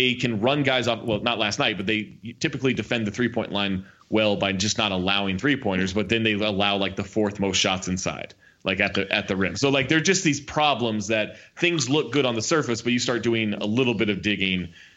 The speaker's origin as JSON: {"language": "English", "town": "Sacramento", "region": "California", "country": "United States", "tie": "born or raised there", "said": "growing up in Sacramento"}